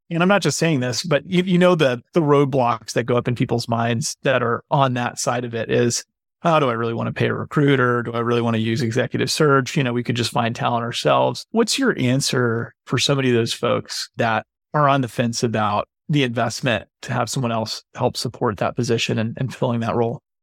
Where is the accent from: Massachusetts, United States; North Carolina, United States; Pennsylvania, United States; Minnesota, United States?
North Carolina, United States; Boone; I grew up in Boone, North Carolina, so right down the road and into the mountains and, and into the holler, as they say.